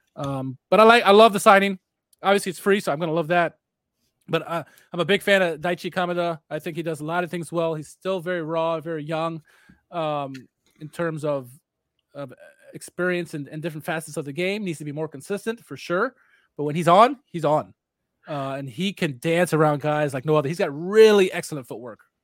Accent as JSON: {"language": "English", "country": "United States", "said": "as an American"}